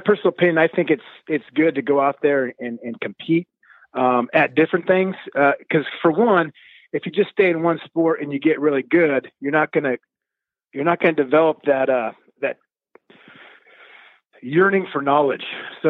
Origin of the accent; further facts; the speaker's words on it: San Diego, California, United States; It was fun, you know. Didn't know any different. It's cold if you could see your breath.